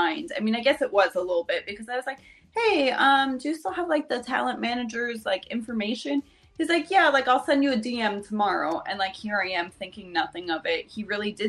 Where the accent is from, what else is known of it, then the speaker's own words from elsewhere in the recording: New Jersey, United States; I'm from New Jersey